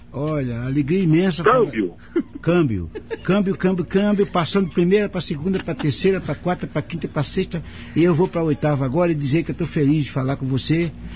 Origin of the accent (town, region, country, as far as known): Arapiraca, Alagoas, Brazil; born or raised there; moved away